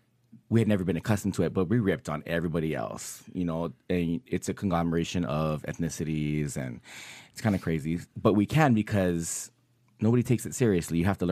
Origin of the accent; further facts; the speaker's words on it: Hawaii, United States; moved away; So growing up in Hawaii, everybody talks shit, since we're saying, you know, she dropped an F-bomb. So everybody talks shit about each other's race